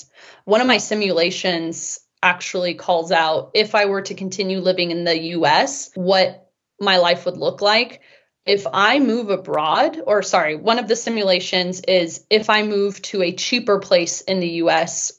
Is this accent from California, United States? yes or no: yes; Bay Area, California, United States; moved away as an adult; also born or lived in Europe; now in Utah, United States; growing up in the Bay Area, I was always surrounded by money and actually grew up in a pretty wealthy area